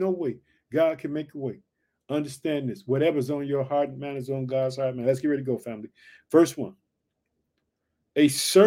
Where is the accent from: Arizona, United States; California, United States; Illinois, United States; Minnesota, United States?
Illinois, United States; also born or lived in Chicago, Illinois